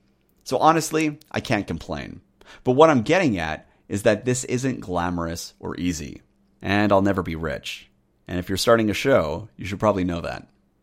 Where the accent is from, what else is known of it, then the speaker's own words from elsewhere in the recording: United Kingdom; Those two changes, of course, have led people to question whether I'm truly a Brit. But I am.